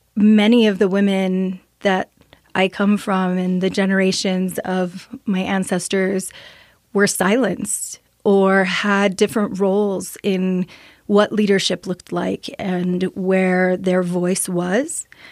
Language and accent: English; Las Vegas, New Mexico, United States; also born or lived in Sapello, New Mexico; I grew up in Las Vegas, New Mexico, so very small little community in San Miguel County